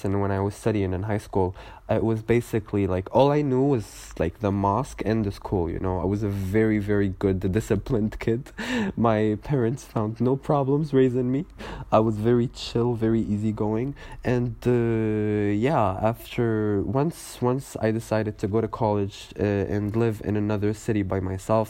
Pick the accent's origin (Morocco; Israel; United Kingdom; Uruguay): Morocco; Casablanca, Casablanca-Settat; now in Kenitra, Morocco; back in my hometown, back in Kaza